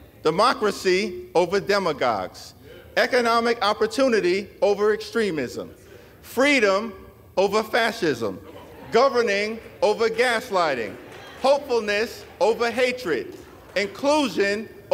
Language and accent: English; Brooklyn, New York, United States; I was born in Brooklyn Hospital, raised in a working class neighborhood in Crown Heights, grew up in the Cornerstone Baptist Church